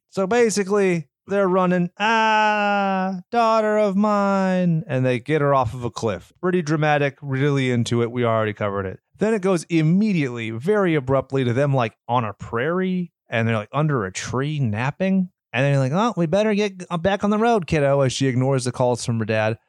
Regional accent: California, United States; we're from California, where we don't have tornado sirens

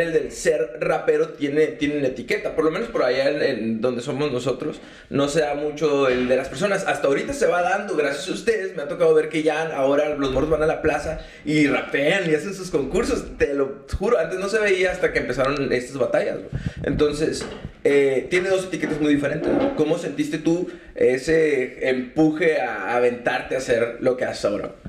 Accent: Sonora, Mexico; nosotros venimos de Sonora

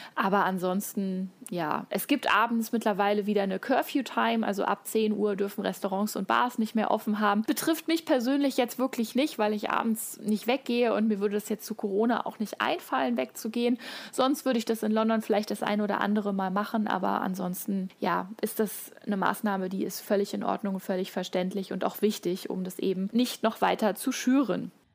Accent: Hesse, Germany; ich komme aus Hessen

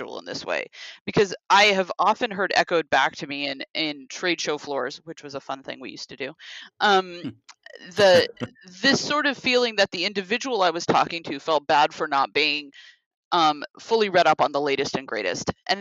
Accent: Seattle, Washington, United States; moved away; I'm from Seattle originally

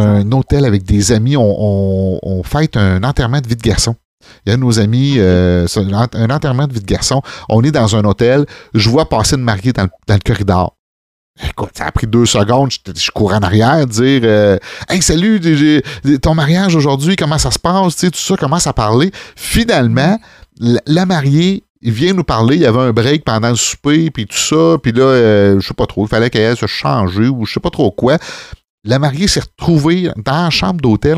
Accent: Saint-Rosaire, Quebec, Canada; on vient de la campagne, on vient de Saint-Rosaire

